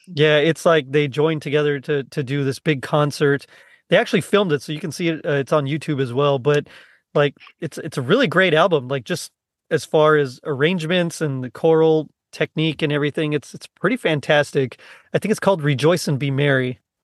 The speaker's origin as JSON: {"language": "English", "region": "South Texas", "country": "United States", "said": "I'm from the South Texas, where, like, I'm considered kinda tall"}